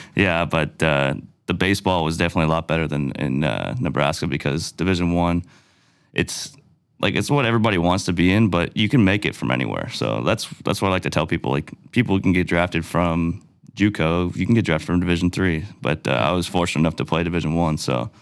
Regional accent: Cole Harbour, Nova Scotia, Canada; I grew up in Cole Harbor

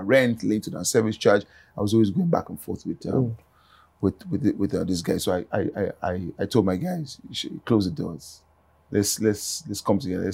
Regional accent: Ondo, Nigeria; I'm from Ondo, right? I do a lot of things in Ondo that impact people

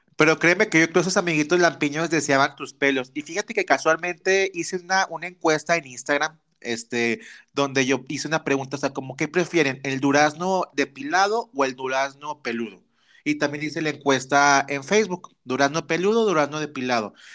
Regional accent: Torreón, Coahuila, Mexico; yo soy norteño, chavita norteña, acá en Torreón, Coahuila

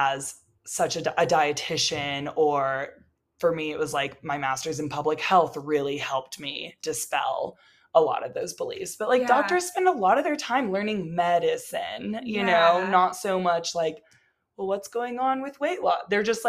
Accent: Texas, United States; now in Colorado, United States; I'm from Texas

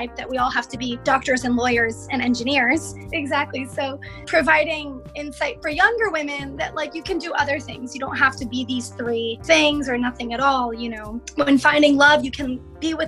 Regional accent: United States; growing up in the West and figuring out, you know, am I American? Am I Egyptian?

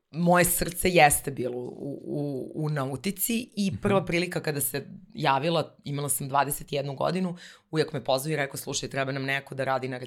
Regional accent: Bar, Montenegro; now in Belgrade, Serbia; baka živela u baru i ja sam svoje detinstvo provela u tom gradu i najlepše uspomene vezujem za, za taj grad. I e, moja porodica sa mamine strane dolazim iz jedne pomorske porodice

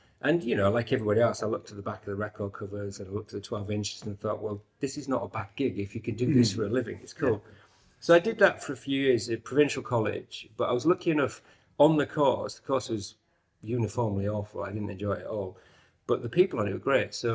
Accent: York, Yorkshire and the Humber, United Kingdom; York, right. As you can tell from my accent.

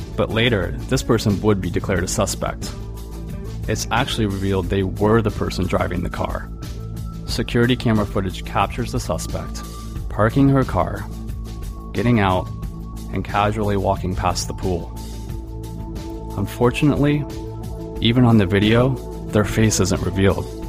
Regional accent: Florida, United States; I grew up in Florida. I'm recording this show right now, just a few dozen miles down a stretch of Interstate 4 from where the events of this case unfolded. I've spent my entire life here

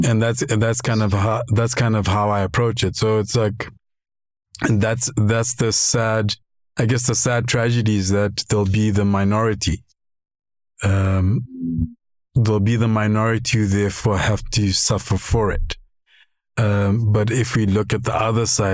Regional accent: Lesotho; now in South Africa; I grew up in Lesotho and I was raised by my father.

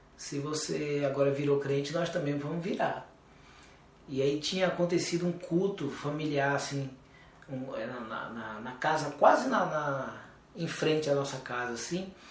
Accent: Alagoinhas, Bahia, Brazil; moved away as an adult; also born or lived in São Paulo; fomos saímos da Bahia, fomos para São Paulo com a cara e a coragem

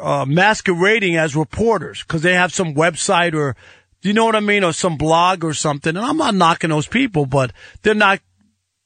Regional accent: New York, United States; moved away; I'm from New York originally

